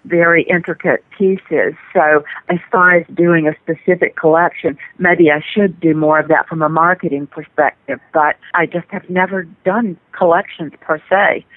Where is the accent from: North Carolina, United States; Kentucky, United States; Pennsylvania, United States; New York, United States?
North Carolina, United States; I'm from North Carolina. I spend a lot of time on the coast.